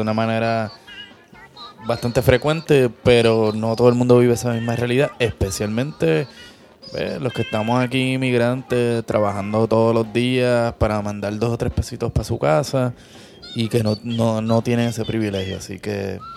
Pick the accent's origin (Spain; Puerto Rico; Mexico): Puerto Rico; los pasteles, que son nuestra versión del tamal